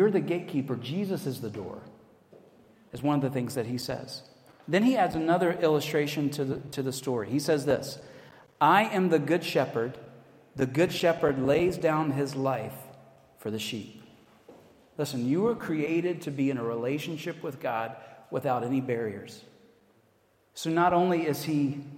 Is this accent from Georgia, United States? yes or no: yes; Atlanta, Georgia, United States; accent: American; moved away as an adult; also born or lived in Virginia; now in Edinburgh, United Kingdom; I say, I'm from Atlanta in the States